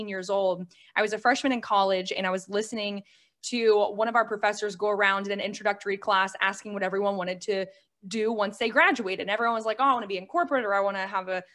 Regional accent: Ohio, United States; now in Tampa, United States; I was raised in Ohio though, and I moved to Florida about 10 years ago

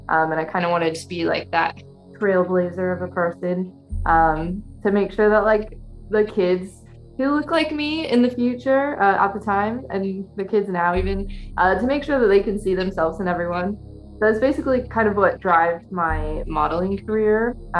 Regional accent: Florida, United States; moved away as an adult; now in London, United Kingdom; I'm currently an American living in London.

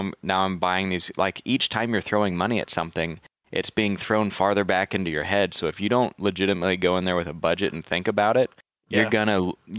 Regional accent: Texas, United States; that's Texas, man. We with so much state pride

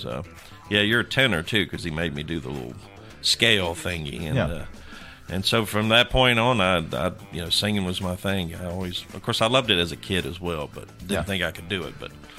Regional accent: Tennessee, United States; I'm originally from Tennessee

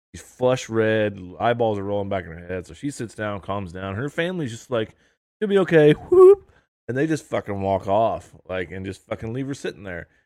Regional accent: Indiana, United States; we're from Indiana

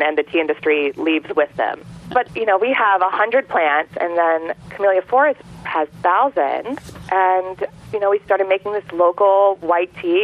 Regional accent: Manteo, North Carolina, United States; moved away as an adult; also born or lived in South Pasadena, California / New York City; I am originally from the Outer Banks of North Carolina, so I'm a little girl from Manteo

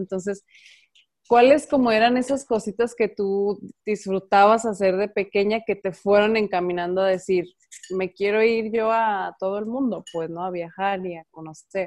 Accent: Guadalajara, Jalisco, Mexico; also born or lived in Ocotlán; yo soy de aquí de Guadalajara

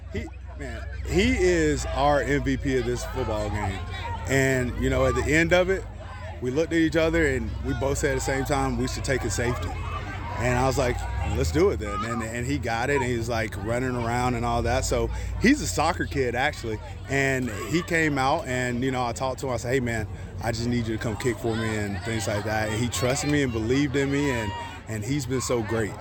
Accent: Dade City, Florida, United States; I was born here in Dade City.

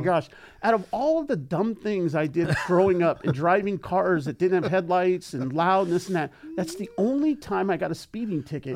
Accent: San Fernando Valley, California, United States; we are from San Fernando Valley

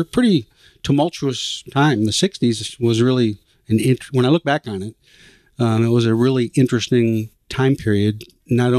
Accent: Coldwater, Michigan, United States; I was born and raised in Coldwater, Michigan, a little town about 30 miles south of Battle Creek

